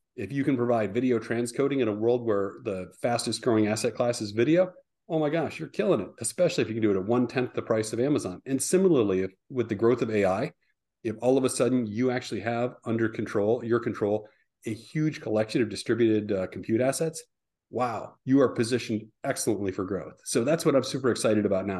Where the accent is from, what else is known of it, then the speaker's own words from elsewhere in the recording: Midwest, United States; moved away; I'm originally a Midwesterner